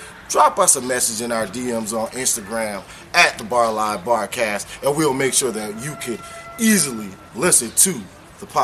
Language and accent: English; Charleston, South Carolina, United States; I'm from Charleston, South Carolina